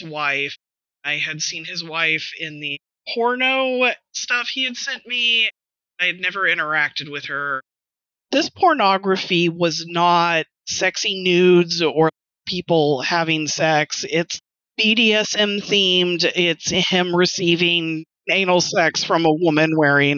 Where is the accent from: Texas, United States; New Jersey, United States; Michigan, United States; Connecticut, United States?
Texas, United States; West; moved away; also born or lived in Houston; I'm from West Texas originally